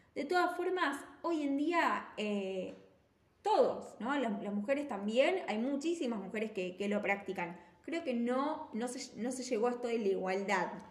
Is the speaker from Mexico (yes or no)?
no; Argentina; nosotros también como argentinos